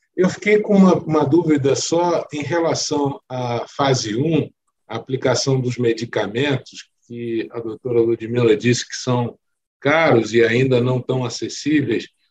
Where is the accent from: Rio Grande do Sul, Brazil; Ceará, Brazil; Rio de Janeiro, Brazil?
Rio de Janeiro, Brazil; sou oriundo do Rio de Janeiro